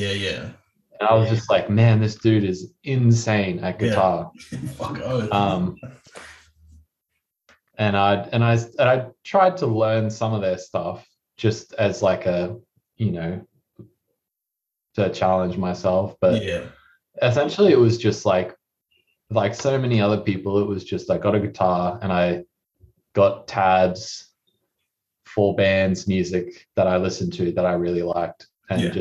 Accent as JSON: {"language": "English", "town": "Cairns", "region": "Queensland", "country": "Australia", "tie": "born or raised there", "said": "we started in my hometown up in Cairns"}